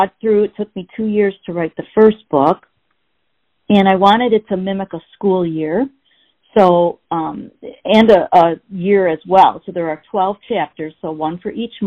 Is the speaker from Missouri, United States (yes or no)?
no; Grosse Pointe, Michigan, United States; I was born in Grosse Pointe, Michigan. I don't know if you're familiar with that area. It's a suburb outside of Detroit. And I was brought up, you know, in a pretty basic, you know, mom, dad, brother, and me